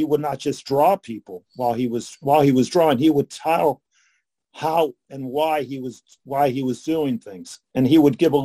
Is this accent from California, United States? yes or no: no; Pittsburgh, Pennsylvania, United States; moved away; I grew up in Highland Park, East Liberty Highland Park